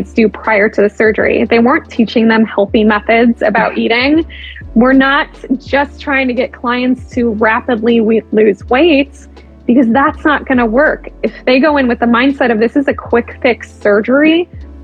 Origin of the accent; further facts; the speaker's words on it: Cleveland, Ohio, United States; I'm originally from Cleveland, Akron isn't too far from me